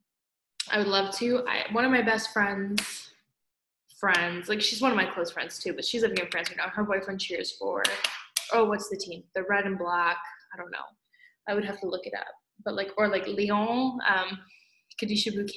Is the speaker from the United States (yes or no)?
no; Scotland, United Kingdom; now in Toronto, Canada; I'm Scottish